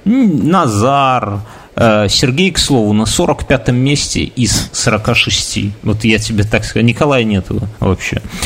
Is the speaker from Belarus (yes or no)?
yes; Belarus; я вот э, рожденный в БССР